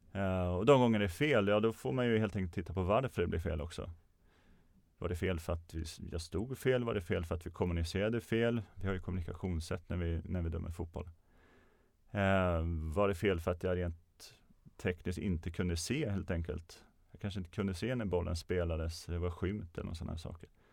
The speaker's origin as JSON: {"language": "Swedish", "town": "Örebro", "region": "Örebro County", "country": "Sweden", "said": "Jag kommer från Örebro så det var i Närke med omnejd"}